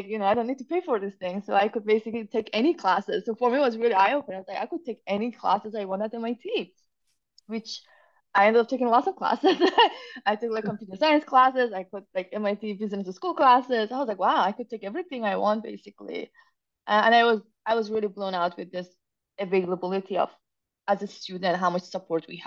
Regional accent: Iran; moved away as an adult; also born or lived in Zurich, Switzerland / Massachusetts, United States; now in United States; growing up in Iran at the time

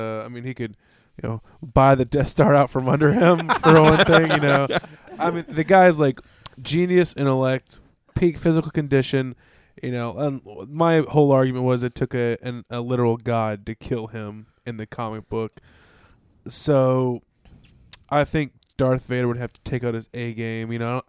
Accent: India; I am from India.

